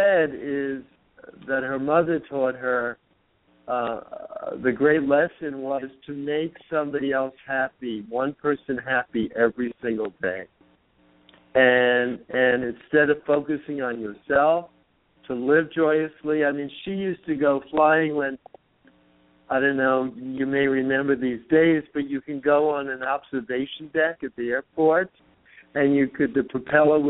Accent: New York City, New York, United States; now in San Francisco, United States; I was born in the Bronx.

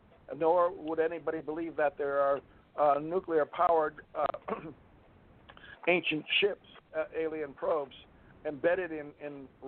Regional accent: West Hartford, Connecticut, United States; I grew up in West Hartford, Connecticut, and went to UConn.

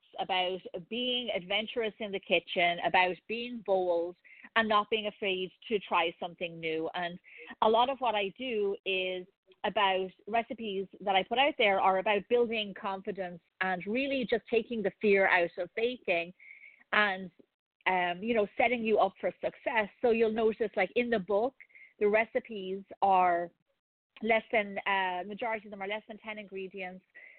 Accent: Ireland; moved away; growing up in Ireland

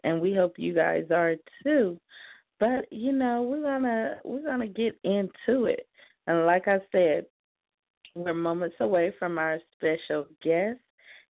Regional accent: the East Coast, the South, United States; also born or lived in Hollywood, Los Angeles; now in Los Angeles, United States; I'm from the South, the East Coast, but I'm here on the West right now. We, you know, living it up in Hollywood. So I love living in Hollywood.

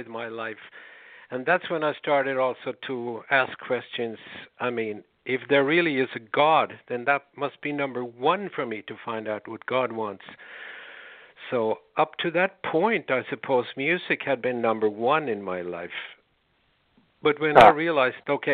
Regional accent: Stockholm, Stockholm County, Sweden; now in Örebro, Sweden; I grew up in Stockholm, but okay. Now I live in Örebro

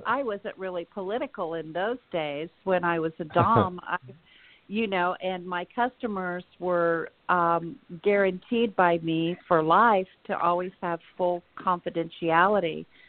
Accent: Indiana, United States; Yes, I was born and raised in Indiana, and I still live here.

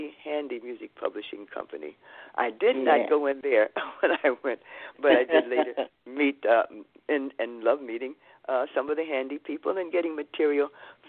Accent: Chicago, Illinois, United States; moved away as an adult; also born or lived in Harlem, New York; now in New York City, United States; I live in Harlem now. That's why I maybe keep hitting on that name. But I was born in Chicago, lived on the south side of Chicago, and then moved to Morgan Park.

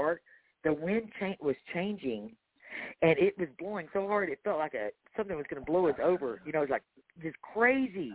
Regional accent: Texas, United States; I'm from Texas

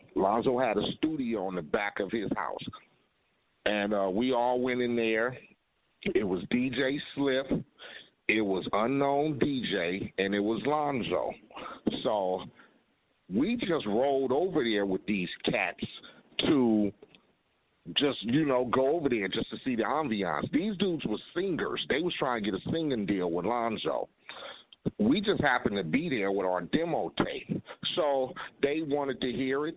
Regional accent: Compton, California, United States; I grew up in Compton

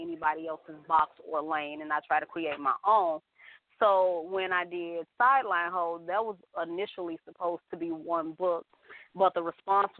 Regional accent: Chicago, Illinois, United States; I'm born and raised in Chicago

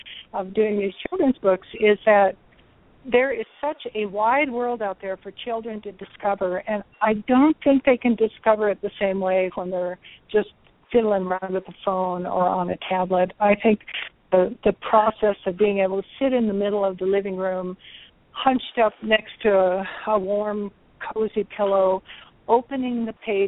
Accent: North Dakota, United States; I grew up in North Dakota

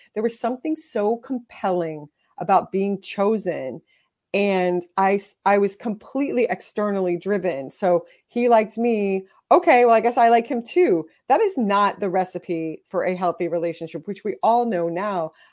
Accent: Texas, United States; I grew up in Texas in the seventies and eighties

